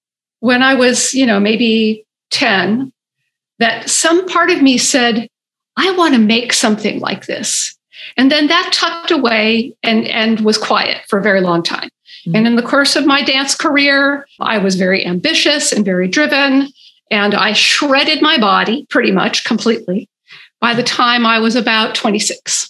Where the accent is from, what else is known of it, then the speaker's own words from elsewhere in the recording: Berkeley, California, United States; I grew up in Berkeley